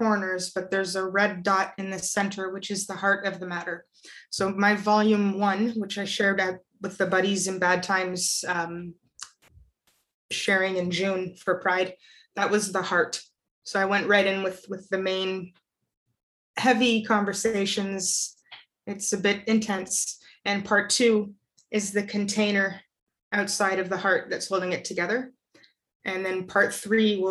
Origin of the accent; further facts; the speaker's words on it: Toronto, Ontario, Canada; my own personal experiences growing up there